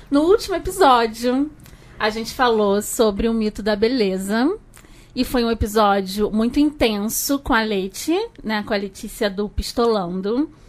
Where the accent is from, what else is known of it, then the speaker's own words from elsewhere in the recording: Rio de Janeiro, Brazil; accent: carioca; Por causa do meu sotaque carioca